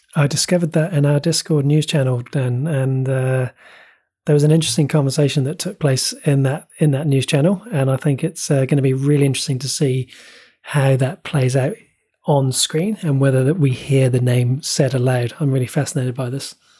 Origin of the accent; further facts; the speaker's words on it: New Zealand; as a New Zealander